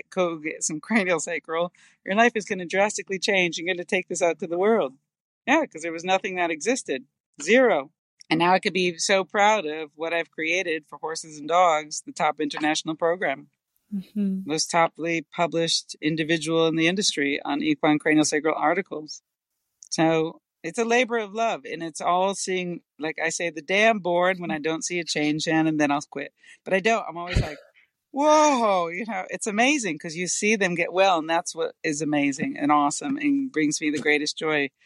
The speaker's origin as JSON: {"language": "English", "region": "East Coast", "country": "United States", "tie": "born or raised there", "said": "growing up on the East Coast"}